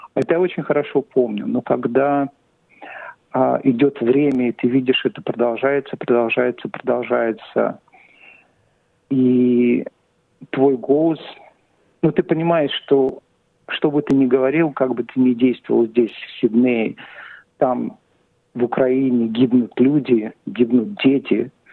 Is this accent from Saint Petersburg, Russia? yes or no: yes; Saint Petersburg, Russia; now in Australia; Я родился в Петербурге, в Ленинграде. И переехал сюда, в Австралию, в 90-х годах